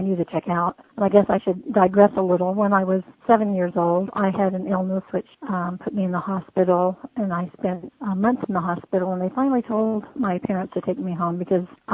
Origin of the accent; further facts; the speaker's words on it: Virginia, United States; also born or lived in Hawaii; I was born and raised mostly in Virginia, so Southern enough to call myself a Southerner